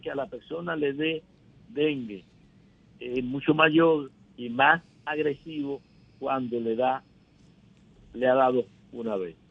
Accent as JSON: {"language": "Spanish", "country": "Dominican Republic"}